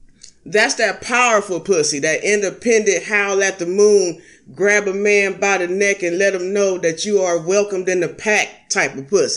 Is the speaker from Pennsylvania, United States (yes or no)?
no; Los Angeles, California, United States; I'm from Los Angeles.